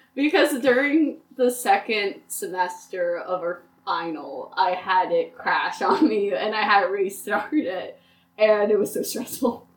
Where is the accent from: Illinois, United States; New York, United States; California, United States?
New York, United States; Port Jervis; I'm originally from Port Jervis, New York.